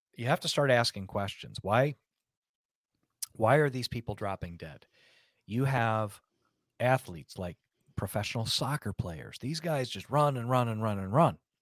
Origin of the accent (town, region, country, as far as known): United States